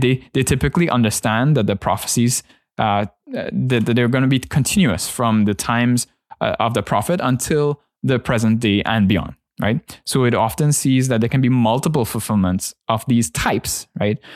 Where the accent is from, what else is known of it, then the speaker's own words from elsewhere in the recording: Trinidad & Tobago; my church context growing up in Trinidad